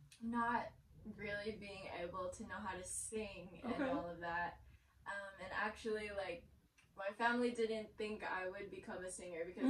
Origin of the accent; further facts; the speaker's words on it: West Covina, California, United States; also born or lived in Fontana, California; I was born in West Covina.